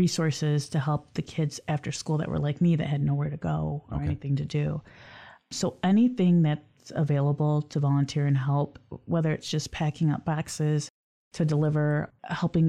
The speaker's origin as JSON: {"language": "English", "town": "Lansing", "region": "Michigan", "country": "United States", "tie": "born or raised there", "said": "Lansing's my hometown"}